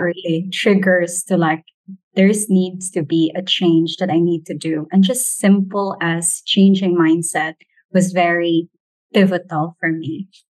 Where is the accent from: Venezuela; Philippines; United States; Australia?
Philippines; as a Filipino